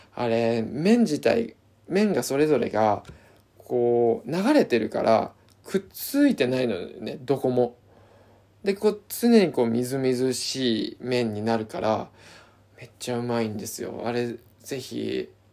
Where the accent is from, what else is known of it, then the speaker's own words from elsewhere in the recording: Izu, Shizuoka, Japan; 自分の地元の伊豆